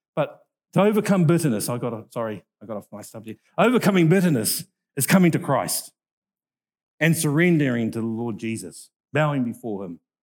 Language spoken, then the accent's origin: English; North Island, New Zealand; I'm from the North Island.